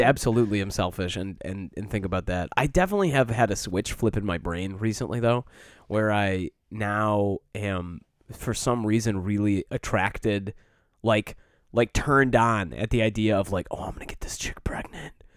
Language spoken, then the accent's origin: English; Michigan, United States; moved away; growing up in Michigan